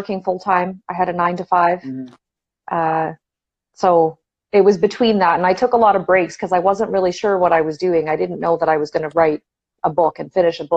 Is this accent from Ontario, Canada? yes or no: yes; Toronto, Ontario, Canada; So I am from Toronto, Canada. Born and raised over here. Yeah, I'm Canadian, eh